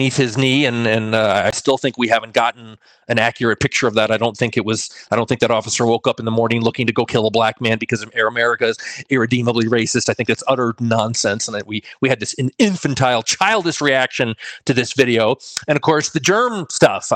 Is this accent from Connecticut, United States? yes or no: yes; Connecticut, United States; now in New Mexico, United States; my home state of Connecticut here in New Mexico